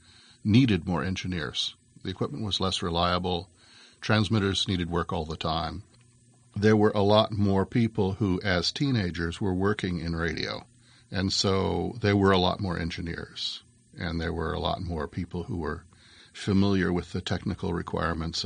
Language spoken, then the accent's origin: English; Berkeley, California, United States; we moved away from Berkeley right after some of the worst of the People's Park riots up to more rural Northern California and finished high school there